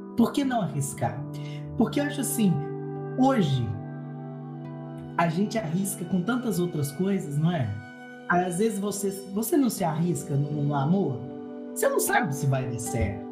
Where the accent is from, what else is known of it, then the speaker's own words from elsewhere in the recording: Muniz Freire, Espírito Santo, Brazil; moved away; also born or lived in Barbacena; eu sou natural de Manis Freire, bem pertinho de Venda Nova